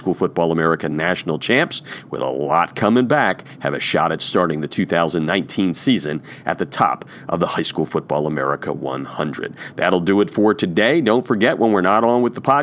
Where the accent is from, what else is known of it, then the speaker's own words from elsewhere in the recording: Easton, Pennsylvania, United States; moved away; also born or lived in Southern California / the South; it's my hometown.